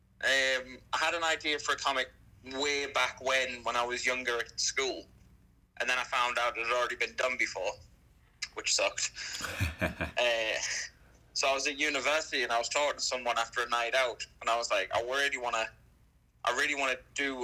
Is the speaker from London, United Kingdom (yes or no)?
no; Sunderland, North East England, United Kingdom; also born or lived in near Bournemouth; England. Place called Sunderland.